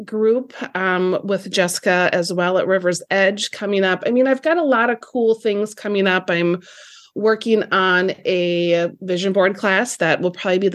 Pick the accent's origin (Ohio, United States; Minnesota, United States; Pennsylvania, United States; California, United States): Minnesota, United States; Lake City; I'm also expanding down in Lake City here in my hometown